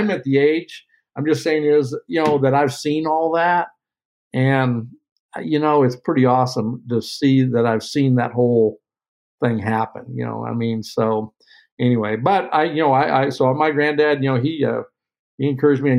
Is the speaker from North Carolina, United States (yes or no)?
no; Sheraton, Iowa, United States; I'm from Iowa, Southern Iowa. Sheraton, Iowa is where I grew up.